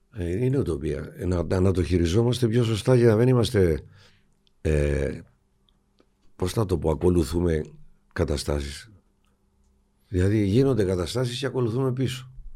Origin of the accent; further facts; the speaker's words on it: Famagusta, Famagusta District, Cyprus; moved away as an adult; also born or lived in London, United Kingdom; Στην Αμόχωστο γεννήθηκα, μεγάλωσα.